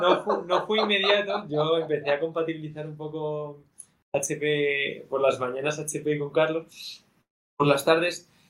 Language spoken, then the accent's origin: Spanish; Madrid, Community of Madrid, Spain; also born or lived in Barcelona; yo soy de aquí, de Madrid. Entonces, llevo viviendo en Madrid, bueno, toda la vida